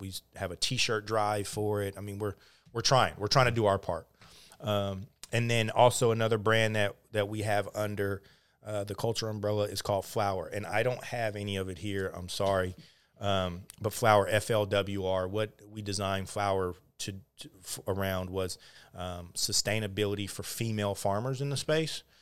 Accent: Oakland, California, United States; also born or lived in Montana; born and raised in Oakland

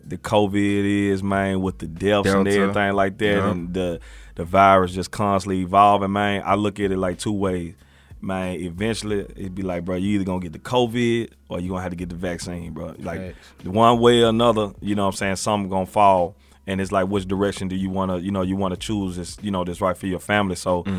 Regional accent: Memphis, Tennessee, United States; they'd be surprised I'm from Memphis, you know what I'm saying?

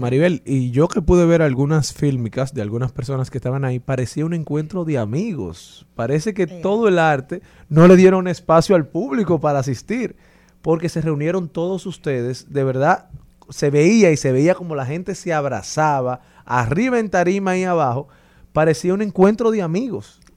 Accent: Dominican Republic; como dominicanos

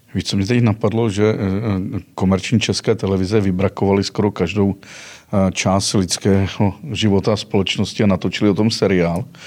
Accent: Mariánské Lázně, Karlovy Vary Region, Czechia; jsem původ, původem z Karlovarského kraje, u Marán, z Maránských Lázní

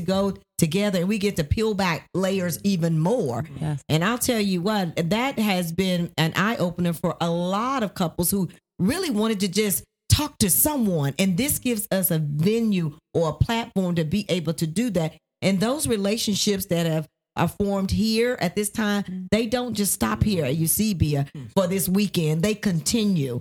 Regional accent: Nashville, Tennessee, United States; moved away as an adult; also born or lived in Ohio; now in Georgia, United States; we are originally from Nashville, Tennessee, but we lived in Ohio and now live in Georgia.

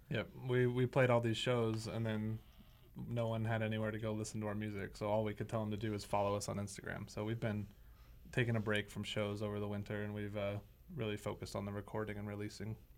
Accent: West Valley City, Utah, United States; I've lived in West Valley pretty much my whole life

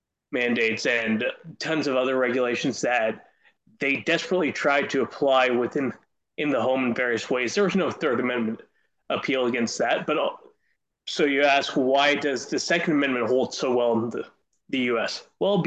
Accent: Canada

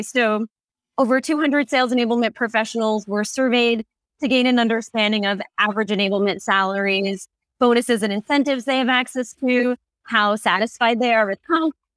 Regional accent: New York, United States; now in California, United States; my home state of New York

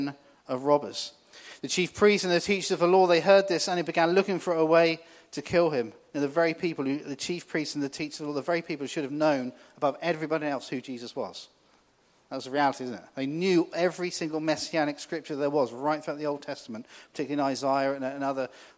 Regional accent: New Forest, South East England, United Kingdom; I grew up in the New Forest. Lived there kind of all my life

